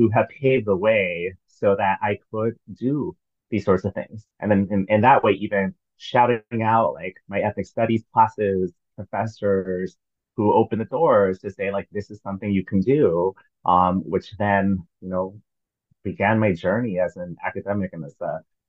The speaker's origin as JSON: {"language": "English", "region": "Northern California", "country": "United States", "tie": "born or raised there", "also_born_or_lived": "Michigan", "moved": "as an adult", "lives_now": "New York, United States", "said": "I was born and raised in California. I moved to I was born in Northern California. I moved to Southern California for college. I then moved to Michigan for my master's degree, and then to New York for my doctorate."}